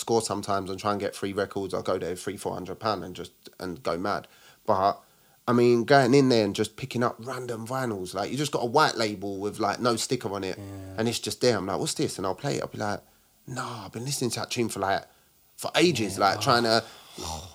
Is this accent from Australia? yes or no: no; London, United Kingdom; I'm from Newham